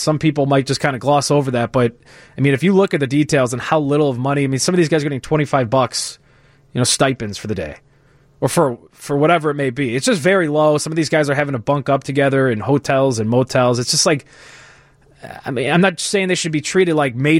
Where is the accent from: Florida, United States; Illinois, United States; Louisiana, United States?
Illinois, United States; Northwest suburbs of Chicago; Growing up in the Northwest Burbs, the North Side, like the heart of Cubs Nation